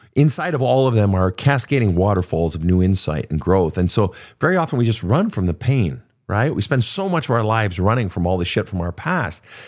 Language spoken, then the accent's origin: English; Minnesota, United States; I come from Minnesota